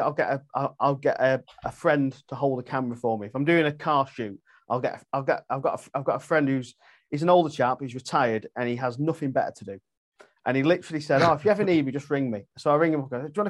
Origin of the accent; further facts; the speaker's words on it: Cheshire, North West England, United Kingdom; also born or lived in Derbyshire; I'm a Cheshire boy. I'm from Cheshire, really. Originally from Cheshire